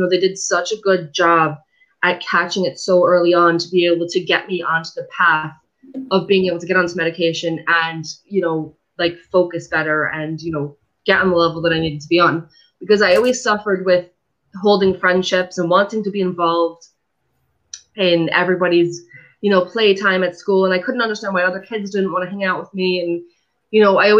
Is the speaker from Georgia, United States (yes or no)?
no; Fair Lawn, New Jersey, United States; I'm originally from New Jersey. Was born and raised in a town called Fairlawn